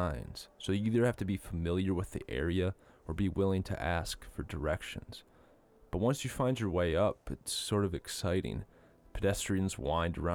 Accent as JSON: {"language": "English", "region": "Minnesota", "country": "United States", "tie": "born or raised there", "moved": "as an adult", "said": "I grew up in Minnesota"}